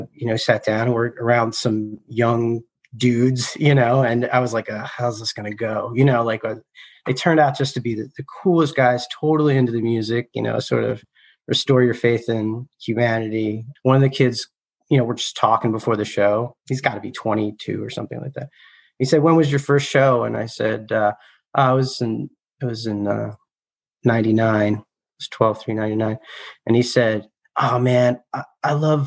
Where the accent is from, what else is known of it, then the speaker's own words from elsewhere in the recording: outside Philadelphia, Pennsylvania, United States; also born or lived in Ohio; I'm from outside Philly